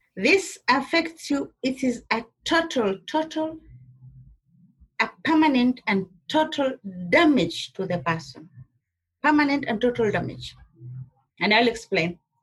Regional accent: Kenya; I'm a Kenyan. though I'm, I come from the uh, Somali culture, the, the Kenyan, I'm a Kenyan Somali

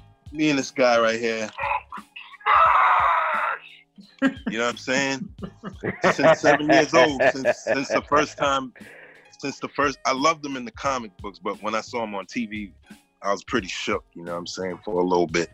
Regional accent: New York City, New York, United States; from the BX

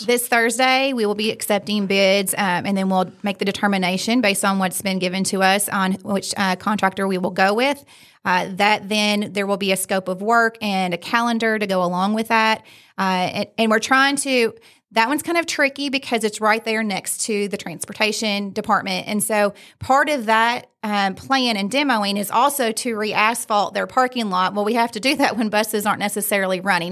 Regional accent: Fayette County, Kentucky, United States; I grew up in Fayette County

